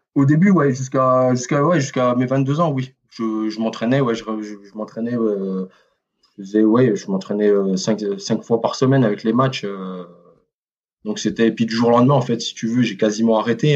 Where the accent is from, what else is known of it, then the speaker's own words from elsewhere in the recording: Quetigny, Bourgogne-Franche-Comté, France; moved away as an adult; also born or lived in Besançon; now in Mulhouse, France; je suis né à Dijon. J'ai grandi voilà à Dijon, enfin à Quétigny hein, plus précisément